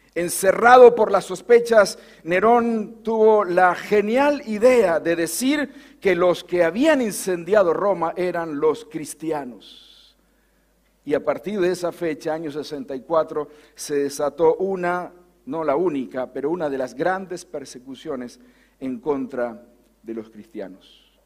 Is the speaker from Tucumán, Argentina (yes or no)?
no; Bordenave, Buenos Aires Province, Argentina; born or raised there; moved away